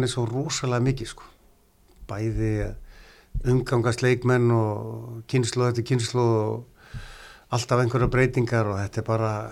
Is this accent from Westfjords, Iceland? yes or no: no; Neskaupstaður, Eastern Region, Iceland; moved away as an adult; also born or lived in Norway; Neskustad og, og kem utan á landi